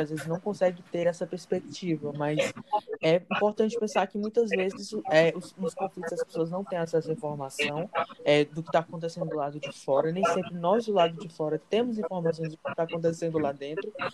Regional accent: Fortaleza, Ceará, Brazil; sou natural daqui de Fortaleza

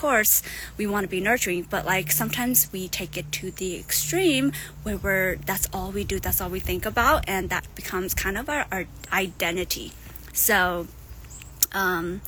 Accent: United States; also born or lived in Thailand; I grew up here in America, but I was born in Thailand, and I am Hmong

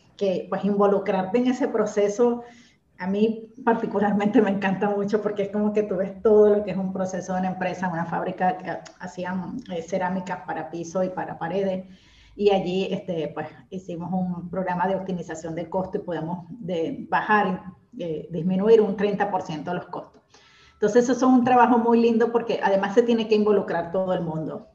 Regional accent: Venezuela; moved away as an adult; now in Argentina; soy venezolana, tengo ya seis años viviendo acá en Argentina

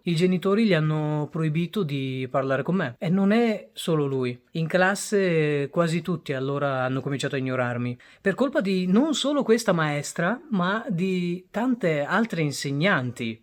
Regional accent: Italy; also born or lived in Bangladesh; Io sono arrivato in Italia quando avevo 4 anni

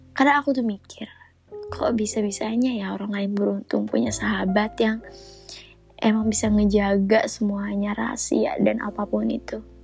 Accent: a regency in Central Kalimantan, Indonesia; moved away as an adult; now in Palangkaraya, Indonesia; aku sendiri bukan asli situ. Aku sendiri dari kabupaten. Kabupaten di Kalimantan Tengah

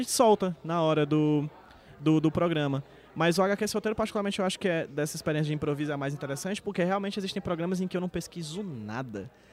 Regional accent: Northeast Brazil, Brazil; eu sou nordestino

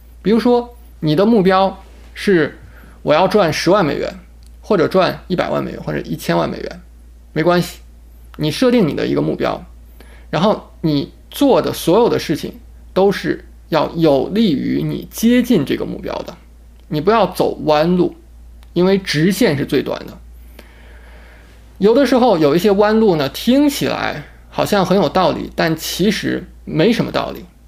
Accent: China; now in Houston, United States; 那个时候我来到美国，我从中国来到美国定居，我只身来到美国，带了两个行李箱，我的落脚城市是德克萨斯州的休斯敦。

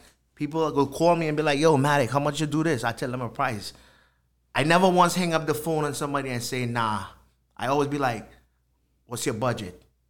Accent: Trinidad & Tobago; moved away as an adult; now in Rhode Island, United States; I was born in Trinidad. I went to high school, finished high school there.

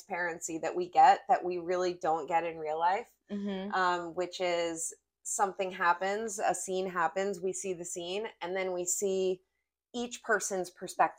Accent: Boston, Massachusetts, United States; also born or lived in New York City; now in Palm Springs, United States; I originally come from the East Coast. I'm from Boston originally, and then I spent 23 years in New York City

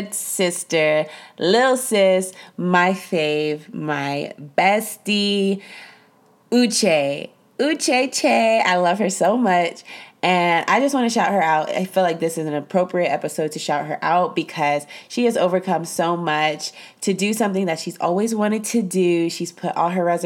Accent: Mission, Texas, United States; I'm from Mission, Texas, and we don't use any of those terms

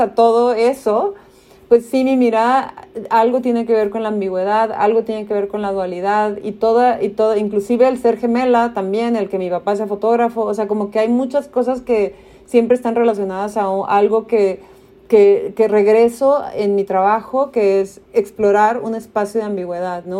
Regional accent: Tijuana, Baja California, Mexico; also born or lived in United States; yo crecí en Tijuana con un pasaporte de Estados Unidos

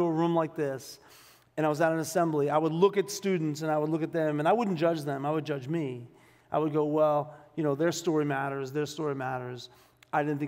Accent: Boston, Massachusetts, United States; I grew up in South Boston, Massachusetts

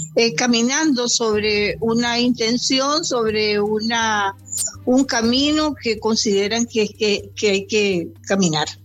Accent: Caribbean Coast of Nicaragua, Nicaragua; moved away; yo que soy costeña

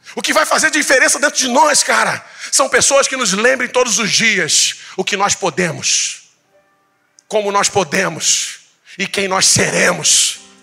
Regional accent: Tanguá, Rio de Janeiro, Brazil; eu nasci em Tanguá

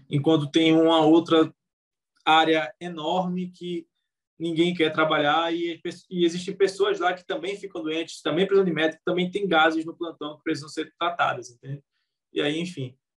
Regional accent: Recife, Pernambuco, Brazil; eu sou de Recife

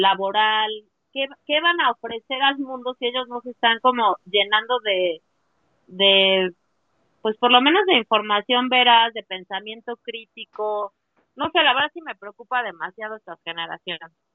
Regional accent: Puebla, Mexico; Yo soy de Puebla

